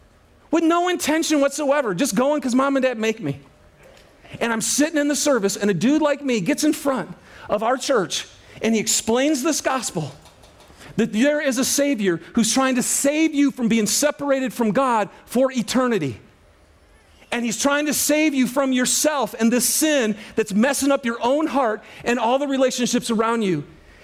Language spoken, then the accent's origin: English; Lapeer, Michigan, United States; I'm from Lapeer, Michigan. Anybody ever hear of Lapeer? No? Well, it's near Flint. Does that help you? Okay. I grew up in a very rural, blue-collar home and family.